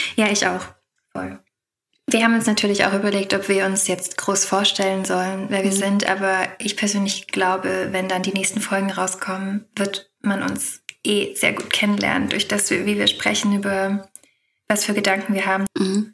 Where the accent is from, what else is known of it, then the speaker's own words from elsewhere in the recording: Heilbronn, Baden-Württemberg, Germany; now in Vienna, Austria; Ich komme auch ursprünglich aus Heilbronn. Ich bin nur nach Wien gezogen